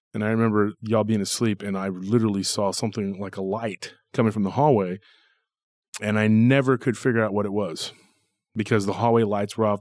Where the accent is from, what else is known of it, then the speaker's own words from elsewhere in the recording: Taylor, Texas, United States; our our town has a lot of legends